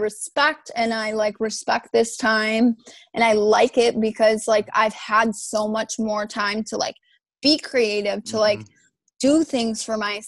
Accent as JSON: {"language": "English", "town": "White Lake", "region": "Michigan", "country": "United States", "tie": "born or raised there", "said": "I've lived in this house in White Lake, Michigan my entire life"}